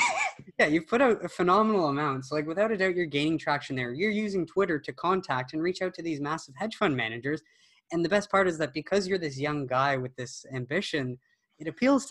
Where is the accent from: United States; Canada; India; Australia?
Canada; well, and we're Canadian, right?